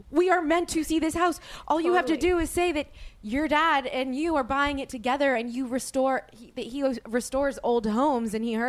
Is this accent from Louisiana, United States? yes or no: yes; New Orleans, Louisiana, United States; now in Los Angeles, United States; I asked my friend Sheena Menina this back, who I grew up with in New Orleans